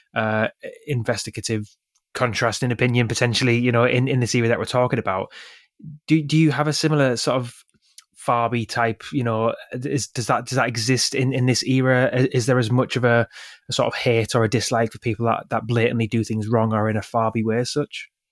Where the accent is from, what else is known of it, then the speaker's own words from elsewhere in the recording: the North East, North East England, United Kingdom; I grew up in the Northeast, quite close to, uh, a museum